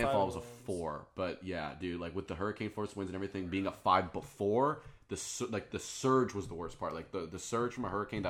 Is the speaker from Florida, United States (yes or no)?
yes; Daytona Beach, Florida, United States; moved away; I'm from Daytona